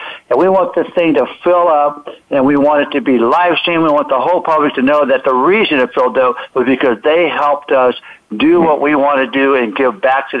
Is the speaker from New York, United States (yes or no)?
no; Pensacola, Florida, United States; born there; also born or lived in Alabama / Georgia / North Carolina / South Carolina; I'm from the South, Eric. I was born in Pensacola, Florida. I lived in Alabama, Georgia, North Carolina, South Carolina, and all those places.